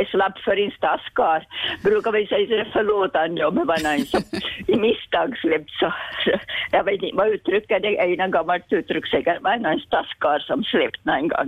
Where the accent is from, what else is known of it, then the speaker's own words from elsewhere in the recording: Björke, Sweden; jag var från Björke igen